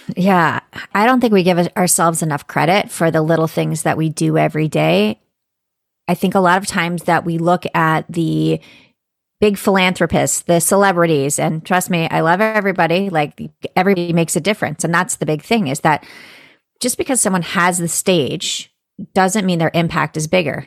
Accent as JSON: {"language": "English", "region": "Florida", "country": "United States", "said": "I'm from Florida"}